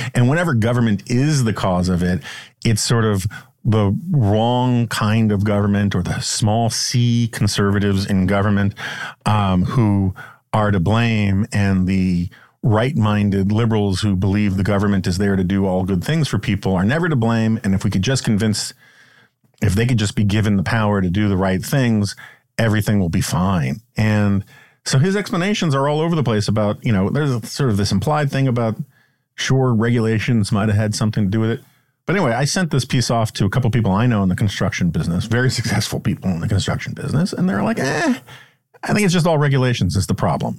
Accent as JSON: {"language": "English", "region": "New York", "country": "United States", "tie": "born or raised there", "moved": "yes", "lives_now": "Washington, United States", "said": "Growing up in New York"}